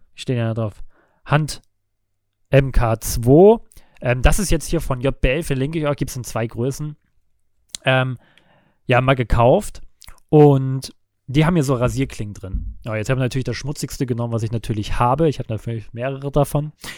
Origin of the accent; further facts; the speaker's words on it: Lübeck, Schleswig-Holstein, Germany; moved away as an adult; Ich bin gebürtiger Lübecker, bin dort zur Schule gegangen, aufgewachsen